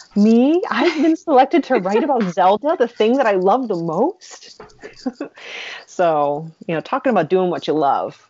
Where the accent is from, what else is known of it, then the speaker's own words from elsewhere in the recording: New England, United States; I'm from New England